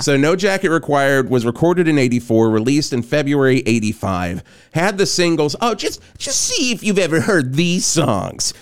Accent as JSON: {"language": "English", "region": "the South", "country": "United States", "tie": "born or raised there", "said": "growing up in the South"}